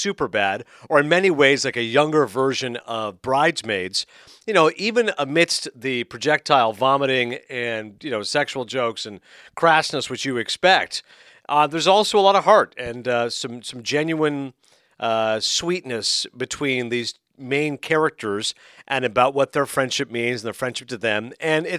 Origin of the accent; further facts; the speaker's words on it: Toronto, Ontario, Canada; one of my hometown papers there in Toronto